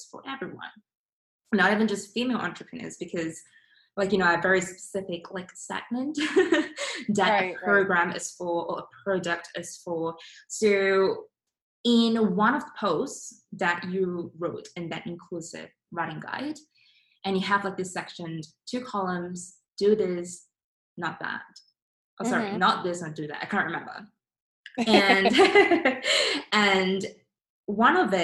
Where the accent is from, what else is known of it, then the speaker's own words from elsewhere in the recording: Singapore; I'm from Singapore, and my basically we have four different races in there.